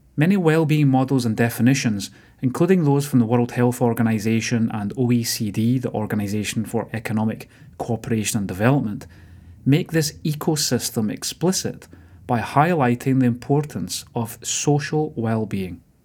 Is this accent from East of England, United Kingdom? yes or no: no; Motherwell, Scotland, United Kingdom; growing up in Motherwell